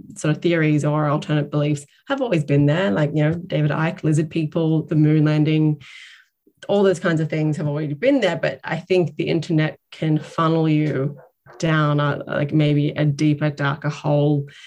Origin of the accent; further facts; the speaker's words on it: Northern Rivers, New South Wales, Australia; moved away as an adult; now in Ireland; my home state, the Northern Rivers around Byron